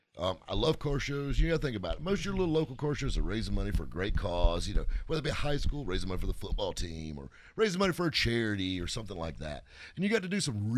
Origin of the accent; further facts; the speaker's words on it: the South, United States; we're all from the South